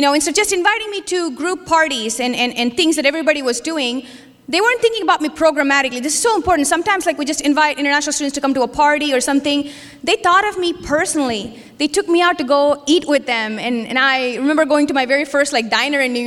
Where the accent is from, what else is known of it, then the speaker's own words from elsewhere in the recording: India; moved away; I was Christian when I grew up in India